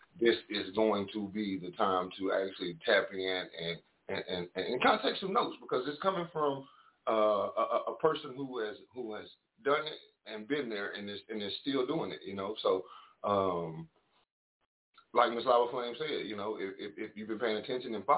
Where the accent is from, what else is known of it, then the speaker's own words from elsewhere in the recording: the South, United States; I'm from the South.